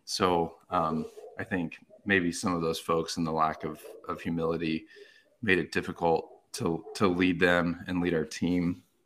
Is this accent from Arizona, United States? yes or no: yes; Arizona, United States; I grew up in Arizona